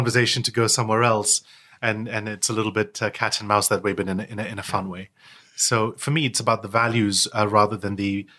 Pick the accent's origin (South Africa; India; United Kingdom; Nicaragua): United Kingdom; also born or lived in United States; I wasn't born here. I was born in the States. And, you know, I lived all over the world before finally settling in the UK. So, you know, I moved to the UK when I was 11.